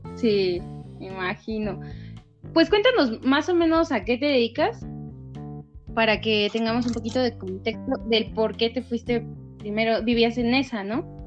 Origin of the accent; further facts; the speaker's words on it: Valle de Chalco, State of Mexico, Mexico; mi pueblo natal, Valle de Chalco